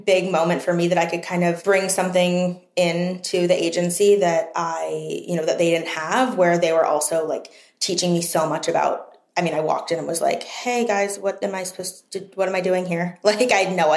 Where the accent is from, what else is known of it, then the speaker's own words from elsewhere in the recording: East Coast, living at home in Maryland, United States; moved away as an adult; also born or lived in New York, United States; now in Los Angeles, United States; Coming from the East Coast, growing up on the East Coast, so many of my friends were there